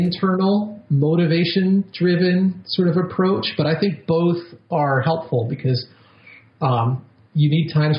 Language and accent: English; New York, United States; I'm a New Yorker